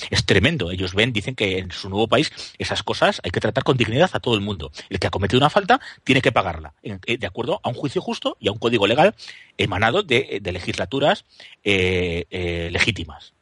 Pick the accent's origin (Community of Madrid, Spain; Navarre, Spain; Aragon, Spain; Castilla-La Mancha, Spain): Castilla-La Mancha, Spain; Guadalajara; tan español como yo que soy de Guadalajara